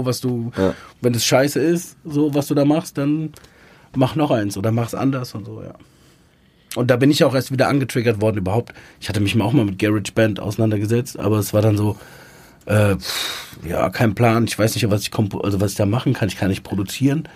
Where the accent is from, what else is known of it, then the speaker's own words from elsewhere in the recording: near Frankfurt, Hesse, Germany; bin im Umkreis von Frankfurt groß geworden, also zehn Kilometer entfernt